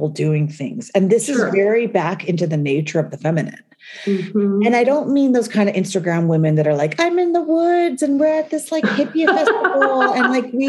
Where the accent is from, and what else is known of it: United States; also born or lived in New York